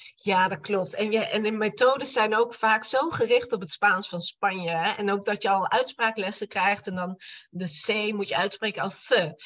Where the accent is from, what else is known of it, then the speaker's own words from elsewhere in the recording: Apeldoorn, Gelderland, Netherlands; also born or lived in Barcelona; now in Arnhem, Netherlands; Ik kom eigenlijk uit Apeldoorn